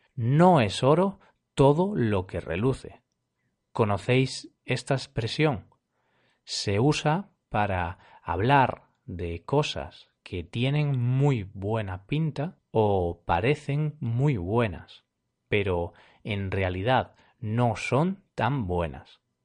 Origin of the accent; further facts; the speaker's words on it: Galicia, Spain; He nacido en Galicia, una región situada al noroeste de España, y aquí hablamos dos idiomas, español y gallego